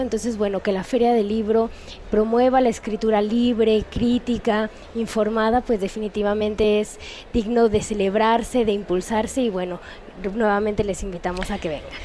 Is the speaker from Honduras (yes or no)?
no; Mexico; como mujeres mexicanas